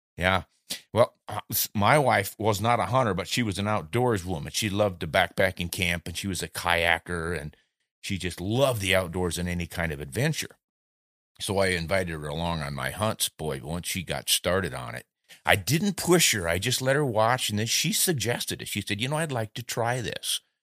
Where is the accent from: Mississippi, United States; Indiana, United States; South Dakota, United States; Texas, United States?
South Dakota, United States; Southeast; moved away; also born or lived in New Orleans; I grew up in Southeast South Dakota and still have contacts there